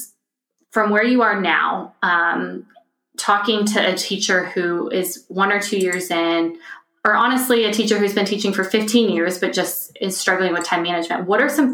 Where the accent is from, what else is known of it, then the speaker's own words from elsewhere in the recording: Texas, United States; moved away as an adult; now in Germany; I'm originally from Texas